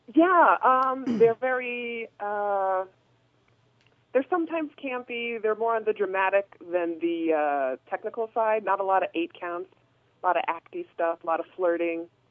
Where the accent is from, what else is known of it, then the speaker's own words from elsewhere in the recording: Boston, Massachusetts, United States; I'm not from the Bay Area. I'm from Boston